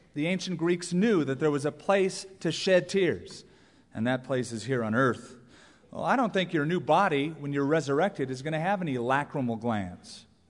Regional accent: Southern California, United States; I grew up in Southern California. That is the place I've always called home because I was raised there

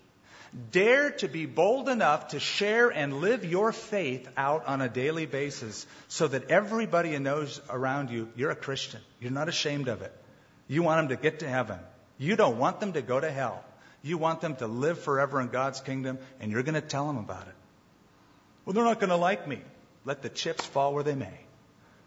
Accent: United States; I've traveled around as an American, and I don't look Middle Eastern. I do look American.

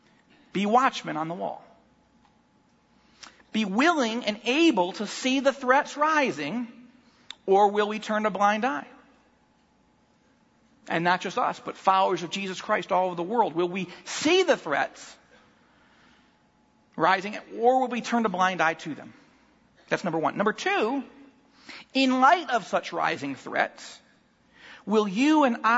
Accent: United States; this country that we love as Americans

